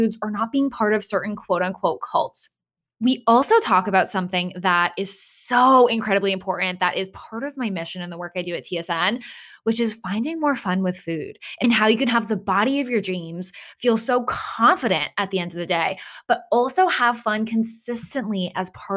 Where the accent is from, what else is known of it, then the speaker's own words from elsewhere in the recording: Massachusetts, United States; also born or lived in Florida; now in Boston, United States; I grew up in Massachusetts